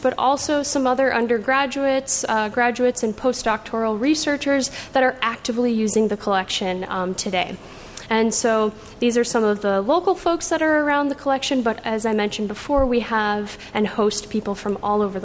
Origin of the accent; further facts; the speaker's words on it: Chicago, Illinois, United States; I grew up in Chicago